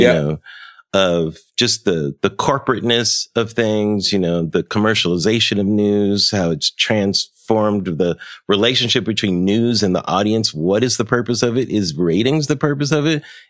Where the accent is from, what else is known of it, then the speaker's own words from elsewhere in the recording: Pomona, California, United States; I grew up in Los Angeles. My parents are from Chicago, but I grew up in Pomona